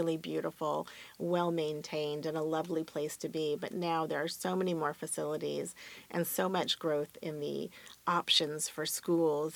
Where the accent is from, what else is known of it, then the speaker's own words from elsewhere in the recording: Orange County, California, United States; moved away as an adult; also born or lived in Buies Creek, North Carolina; I was from Orange County